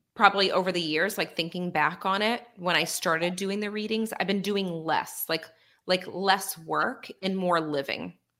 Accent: near Boston, Massachusetts, United States; born or raised there

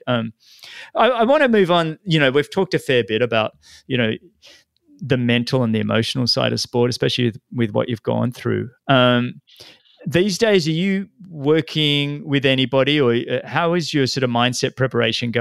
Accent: Sydney, New South Wales, Australia; moved away as an adult; now in United States; growing up in Australia

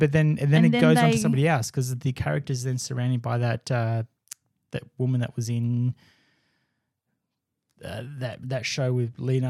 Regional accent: United Kingdom; It's like, man, I'm British.

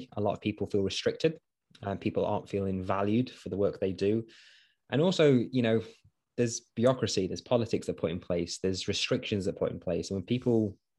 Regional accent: East Midlands, United Kingdom; I am from Nottinghamshire, so actually from Nottinghamshire Police.

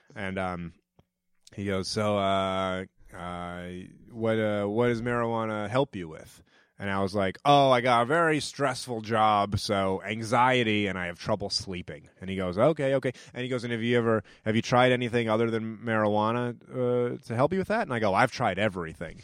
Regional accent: New Hampshire, United States; also born or lived in Georgia / New York / Brooklyn; now in Los Angeles, United States; I grew up in New Hampshire

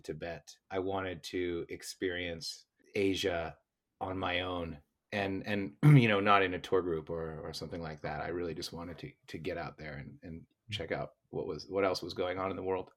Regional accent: United States; born or raised there; moved away as an adult; also born or lived in Beijing, China / Shanghai, China / Bangkok, Thailand; now in Bozeman, United States

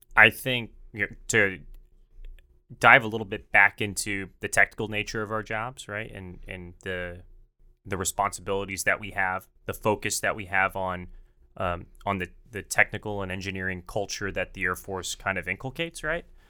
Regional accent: Dallas, Texas, United States; I'm from Dallas

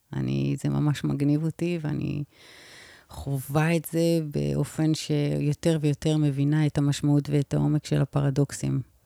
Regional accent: Israel; אני ישראלית ממוצעת

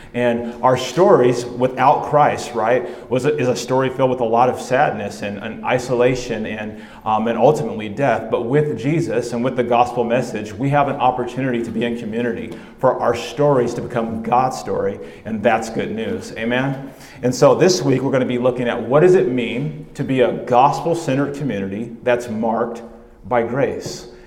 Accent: California, United States; now in Oregon, United States; I'm originally from California

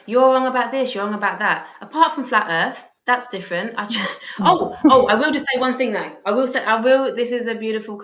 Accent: England, United Kingdom; now in Australia; I'm English

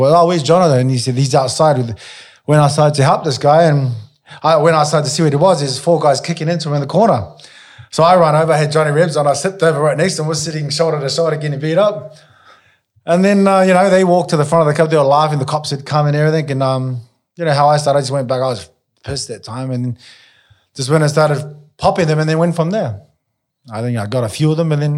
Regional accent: Auckland, New Zealand; moved away; I'm originally from New Zealand

